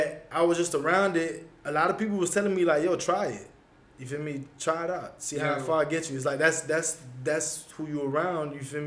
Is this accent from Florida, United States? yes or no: yes; Broward, Florida, United States; I knew a lot of people in Broward in my hometown